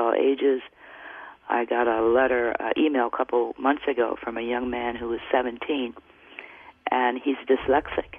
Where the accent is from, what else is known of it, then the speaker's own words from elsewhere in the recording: Detroit, Michigan, United States; I grew up in Detroit